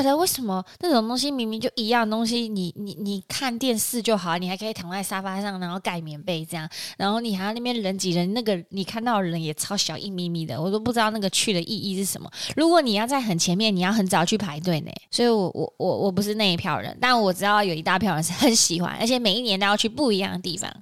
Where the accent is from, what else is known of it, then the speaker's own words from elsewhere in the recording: Taiwan; 我们台湾人